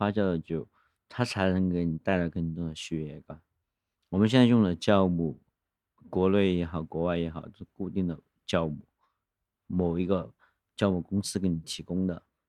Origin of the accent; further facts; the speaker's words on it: Guizhou, China; 我是贵州人，我我特别讨厌很多人来贵州说，啊，你为什么不用贵州的这儿跟酿个